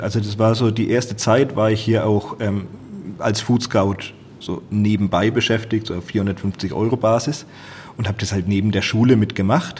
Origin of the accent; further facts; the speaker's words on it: Franconia, Bavaria, Germany; unsere fränkische Heimat